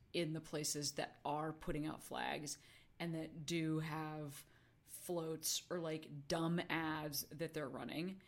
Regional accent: Chicago, Illinois, United States; moved away; also born or lived in Vancouver; I'm from Chicago

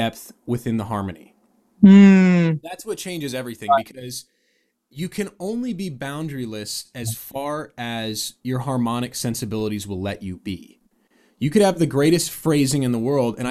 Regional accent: San Diego, California, United States; also born or lived in Seattle, Washington; I was born in Seattle, moved to San Diego

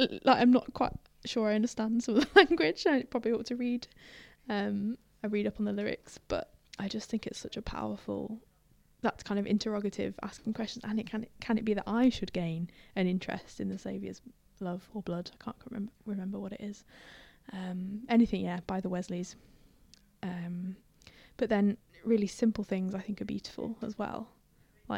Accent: Dudley, West Midlands, United Kingdom; also born or lived in Halesowen / Birmingham; now in Sheffield, United Kingdom; I'm really from Dudley. Or from Hales Owen

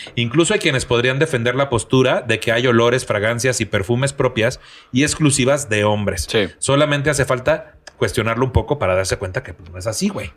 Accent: Tampico, Tamaulipas, Mexico; moved away; en mi tierra, que tú sabes, güey, que allá en Tampico

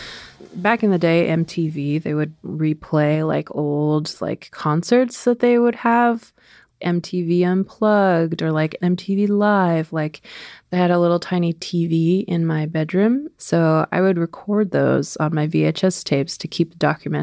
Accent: Swinomish Indian Tribal Community, Fidalgo Island, Washington, United States; I grew up on the Swinomish Indian tribal community. It is located on the Fidalgo Island, which is a part of the San Juan Islands. It's the island that's most inland to the state of Washington

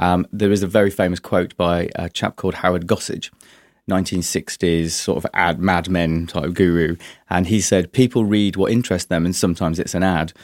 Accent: Yorkshire and the Humber, United Kingdom; also born or lived in London; now in Brighton, United Kingdom; originally from, from Yorkshire, Mining Village

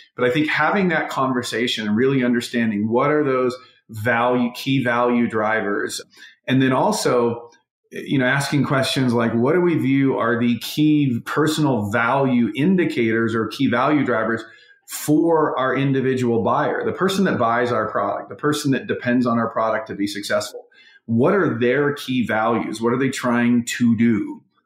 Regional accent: North Carolina, United States; also born or lived in West Virginia; I'm a kid that grew up in a small town in North Carolina. I was born in West Virginia.

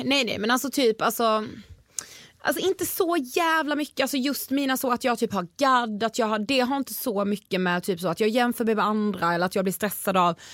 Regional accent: Karlshamn, Blekinge, Sweden; moved away; i min så hemstad, alltså, jag är från Karlshamn som mm. sagt i Blekinge

